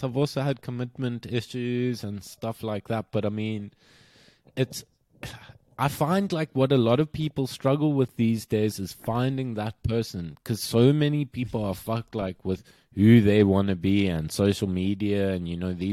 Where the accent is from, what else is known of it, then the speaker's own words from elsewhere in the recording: South Africa; moved away; I'm South African